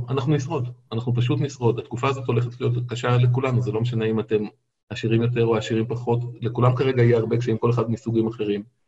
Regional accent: Israel; אני גדלתי בקיבוץ

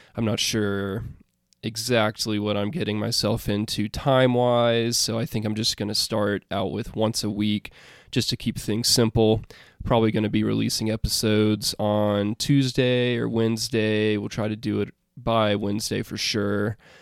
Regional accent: Alabama, United States; I am from Alabama

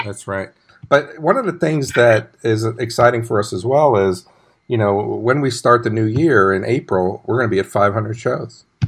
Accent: New York City, New York, United States; moved away as an adult; also born or lived in Arlington, Texas; I grew up in New York City

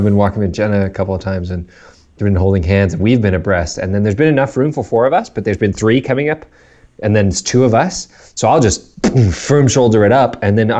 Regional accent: South Africa; now in Canada; because we grew up in South Africa, learned all these like British / English phrases and terms from my parents, and then we moved to Canada

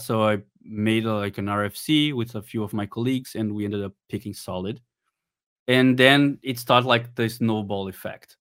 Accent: Brazil; I'm from Brazil.

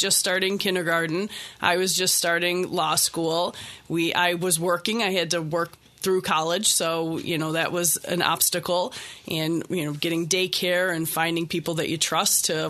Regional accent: Henrietta, New York, United States; also born or lived in Boston; I was born and raised in Henrietta

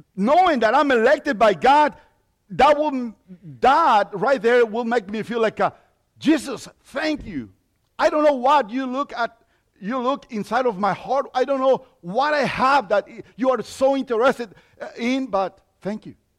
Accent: Mexico; accent: Mexican; English is a second language; now in United States; I was born in Mexico. So, yeah, that accent comes from Mexico.

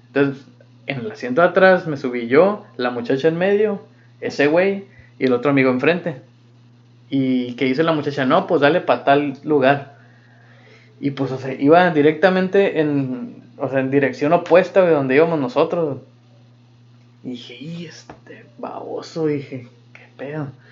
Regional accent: United States; moved away as an adult; now in Germany; soy de Estados Unidos

